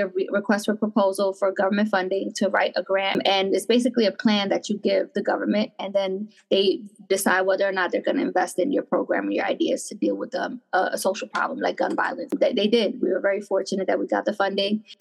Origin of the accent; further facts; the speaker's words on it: Passaic, New Jersey, United States; I grew up in Passaic, which is the neighboring town.